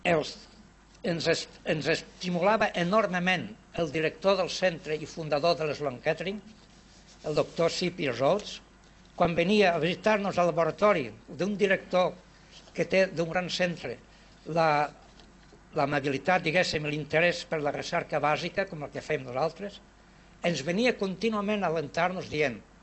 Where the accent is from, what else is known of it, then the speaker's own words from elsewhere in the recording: Vinaròs, Valencian Community, Spain; moved away as an adult; Que m'han considerat sempre a Vinaròs el més improbable emigrant del meu poble